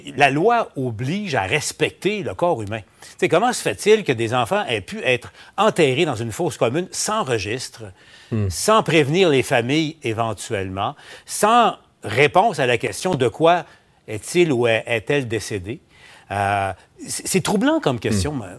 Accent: Abitibi, Quebec, Canada; je viens de l'Abitibi

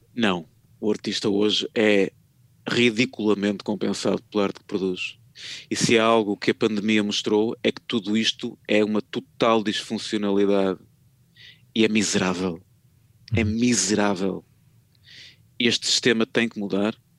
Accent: Porto, Norte, Portugal; eu sou do Porto

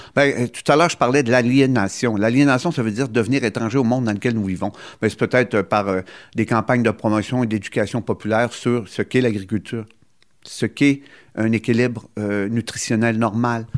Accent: Gaspésie, Quebec, Canada; chez nous, en Gaspésie

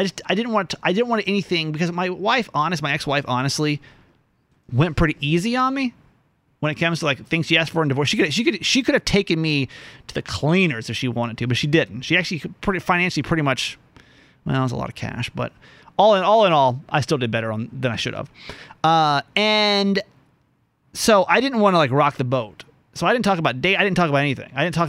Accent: Philippines; Hey, I'm as Filipino as they come, baby.

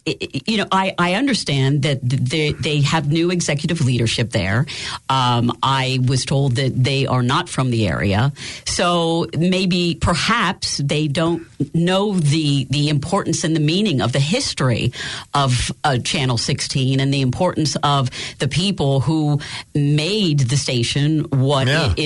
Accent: Danville, Pennsylvania, United States; moved away; We were on our way to Danville for another book signing in my hometown

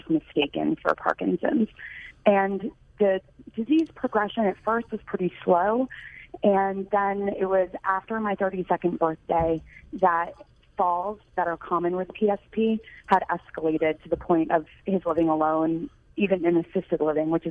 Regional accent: New York, United States; moved away as an adult; also born or lived in Michigan; I grew up in New York and first went to the Midwest to attend the University of Michigan

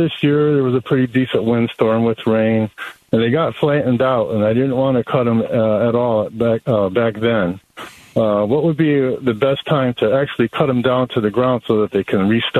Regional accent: Northeast, United States; now in Laveen, United States; I'm from the Northeast originally, so it was a shock to me when I came down here

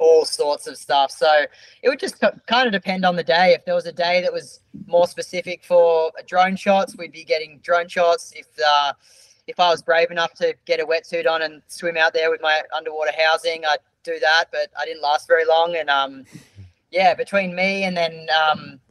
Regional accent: Australia; we're surfers from Australia

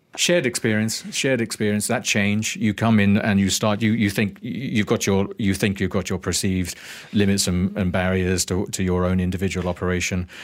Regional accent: Northampton, East Midlands, United Kingdom; now in Malaysia; growing up in Northampton

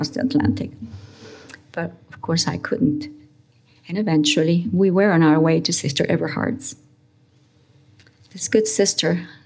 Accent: Uruguay; English is a second language; moved away as an adult; also born or lived in Spain / United States; I was born in Spain. I had moved in my pre teenage years with my parents to Uruguay. And in my college years, I had taken up residency in the United States under trying and difficult circumstances.

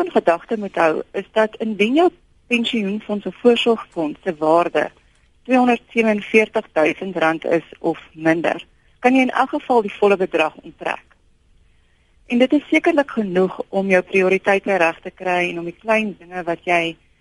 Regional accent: South Africa; ons as Suid-Afrikaners

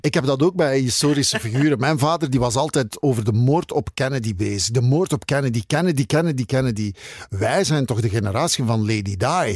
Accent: Zele, Flanders, Belgium; also born or lived in Dendermonde; Ik ben geboren in Zelen. Dat ligt naast Endermonde, waar ik nog altijd woon.

